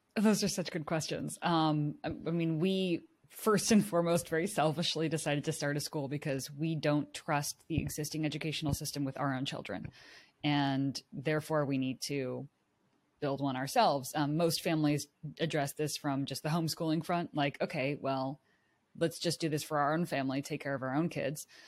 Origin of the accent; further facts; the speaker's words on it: Silicon Valley, California, United States; I grew up in Silicon Valley in, like, the heart of high-tech, urban culture